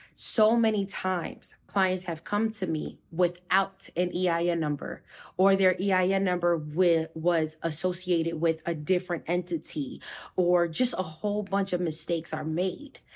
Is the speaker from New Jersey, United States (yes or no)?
yes; New Jersey, United States; I'm from Jersey